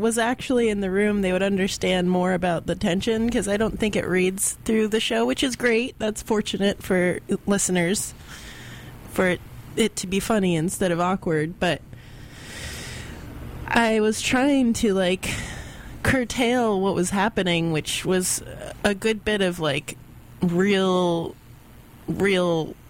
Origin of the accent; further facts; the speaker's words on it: the South, United States; I'm from the South.